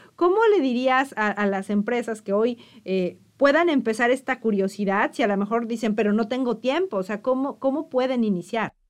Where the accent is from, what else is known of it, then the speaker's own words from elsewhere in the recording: Mexico; muchos mexicanos no conocemos